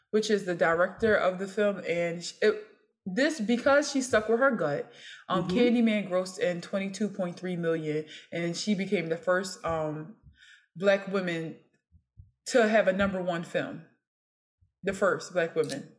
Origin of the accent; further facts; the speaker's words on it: Philadelphia, Pennsylvania, United States; I am from North Philly